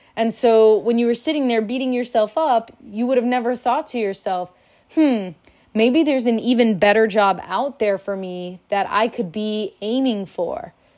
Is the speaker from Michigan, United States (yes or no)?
no; Miami, Florida, United States; I'm from Miami, Florida